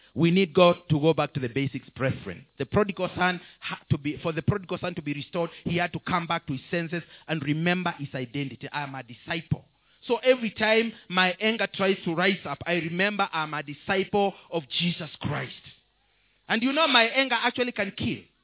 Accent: Kenya; I'm a Kenyan citizen

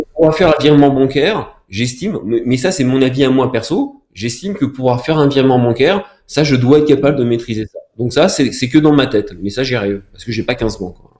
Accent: France; je suis français

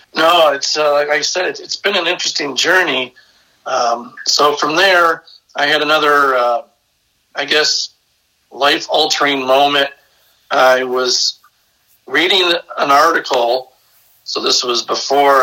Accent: Brecksville, Ohio, United States; I'm originally from a small town uh, south of Cleveland, Ohio, little Norman Norman Rockwell town called Brecksville

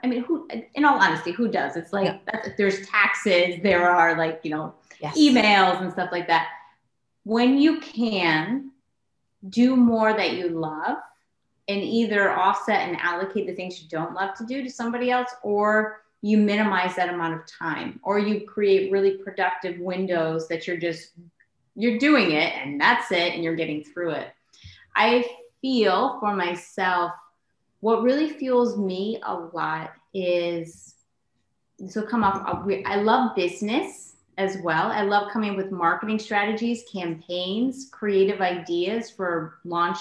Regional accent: Connecticut, United States; moved away; I'm from Connecticut originally

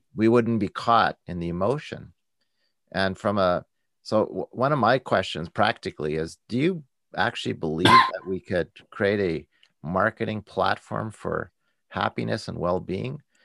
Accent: Canada; I'm a Canadian

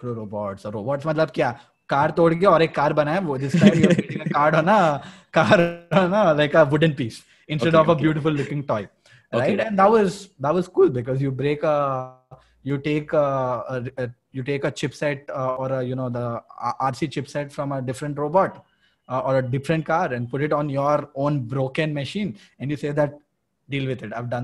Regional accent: Berhampur, Odisha, India; I'm from Barampur

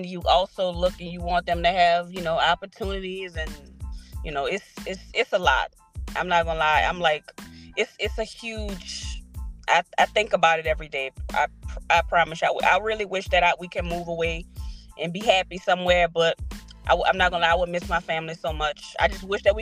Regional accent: New Orleans, Louisiana, United States; we are all originally from New Orleans

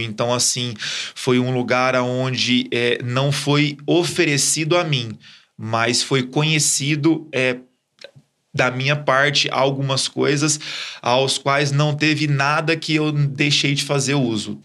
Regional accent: Ribeirão Preto, São Paulo, Brazil; eu sou de Ribeirão, é, nascido e criado ali mesmo.

